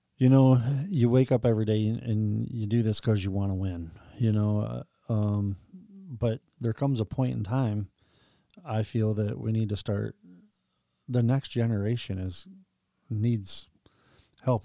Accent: Ohio, United States; I'm from Ohio

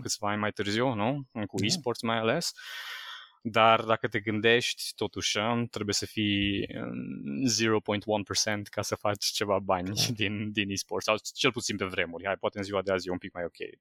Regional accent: Sânnicolau Mare, Timiș County, Romania; am rămas la liceu din orașul meu natal, eu sunt din sunt Nicolau Mare, aproape de Timișoara

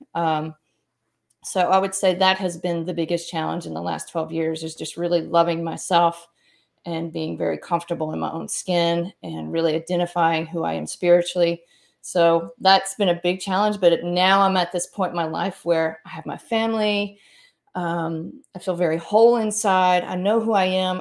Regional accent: Mississippi, United States; moved away as an adult; grew up here for the most part, my family's originally from Kentucky, and, um, I grew up here and went to school here

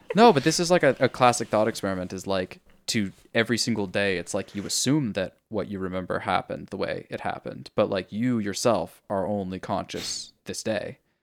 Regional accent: California, United States; it's one of the, like, hippie California things that we

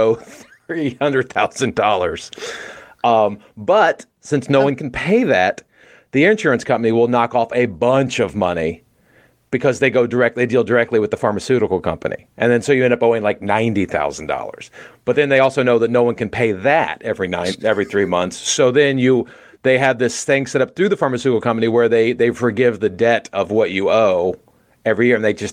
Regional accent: United States; I'm an American

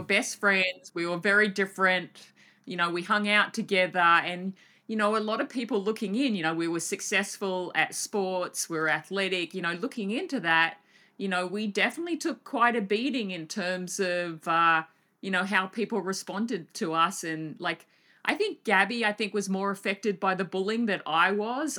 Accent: Australia; my home country

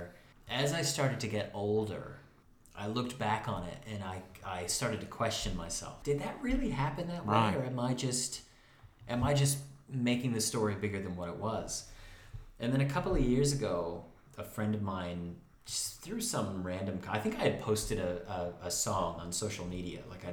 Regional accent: Moravia, New York, United States; Fillmore Glen, which is the national park that's right in my hometown

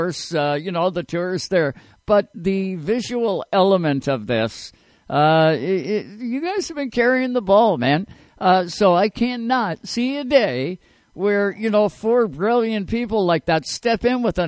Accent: Nova Scotia, Canada; I'm from Nova Scotia.

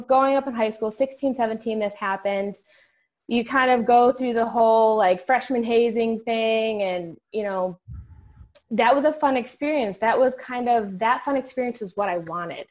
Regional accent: New York, United States; now in Virginia, United States; I'm actually from New York originally. I'm now here in Virginia

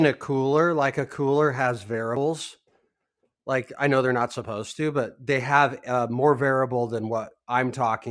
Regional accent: Los Angeles, California, United States; I grew up in Hollywood. So, you know, like West Hollywood, like literally like 5 minutes down from where I grew up

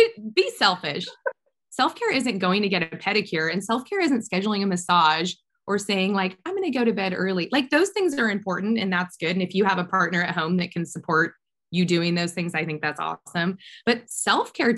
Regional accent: Orange County, California, United States; Orange County, since this is my hometown where my kids go to school

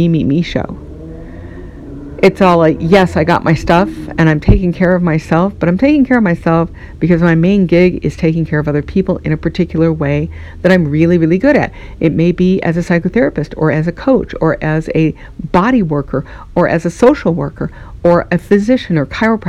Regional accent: United States; I'm speaking from America

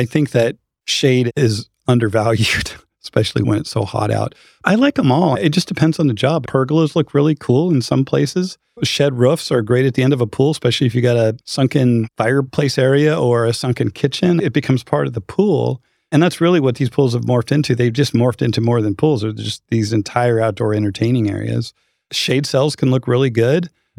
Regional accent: Idaho, United States; now in North Texas, United States; I'm from Idaho.

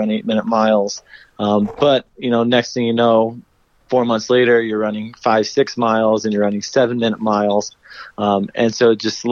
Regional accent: Iowa, United States; now in Denver, United States; back in my hometown in Iowa

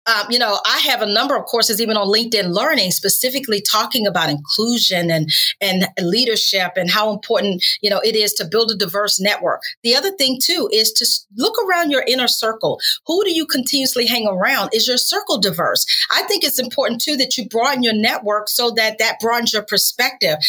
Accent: North Carolina, United States; also born or lived in Washington, D.C.; now in Tampa Bay, United States; I grew up in North Carolina, but my parents moved to Washington, D.C., so I lived there for about 30 years as well.

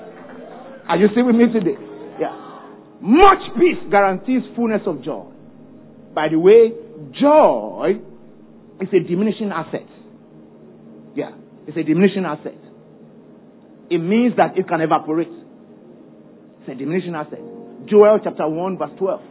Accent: Ibadan, Oyo, Nigeria; I grew up in Ibadan

